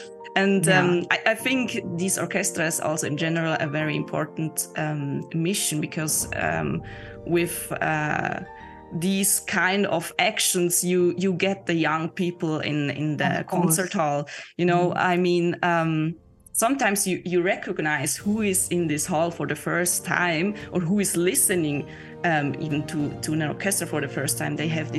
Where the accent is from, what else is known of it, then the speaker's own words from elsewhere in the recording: Lucerne, Switzerland; now in Zurich, Switzerland; So right now I live in Zurich.